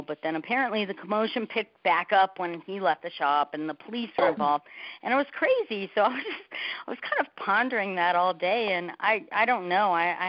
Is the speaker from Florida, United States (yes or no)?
yes; Miami, Florida, United States; now in Sedona, United States; I'm from Miami, you know, South Florida area